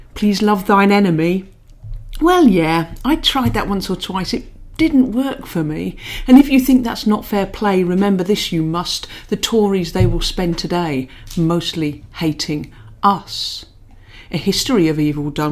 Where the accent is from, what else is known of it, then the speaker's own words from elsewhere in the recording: Peterborough, East of England, United Kingdom; moved away as an adult; also born or lived in Manchester; I grew up in Peterborough